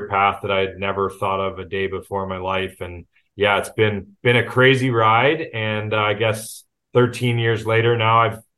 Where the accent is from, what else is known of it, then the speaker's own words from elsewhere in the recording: Markham, Ontario, Canada; moved away as an adult; also born or lived in Las Vegas; born and raised in Toronto, actually just north of Toronto in Markham